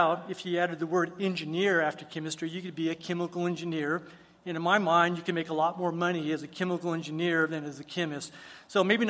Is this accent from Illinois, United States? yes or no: no; El Paso, Texas, United States; I was actually born and raised here in El Paso by two loving parents